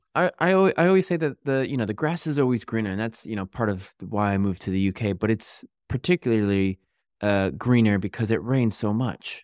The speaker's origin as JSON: {"language": "English", "region": "Connecticut", "country": "United States", "also_born_or_lived": "New York", "moved": "as an adult", "lives_now": "United Kingdom", "said": "I'm from Connecticut"}